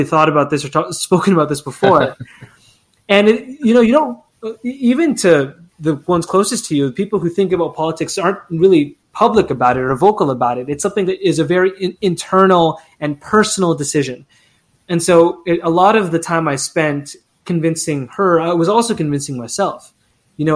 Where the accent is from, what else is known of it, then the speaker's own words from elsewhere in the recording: Philippines; now in Canada; I'm Filipino Canadian and an immigrant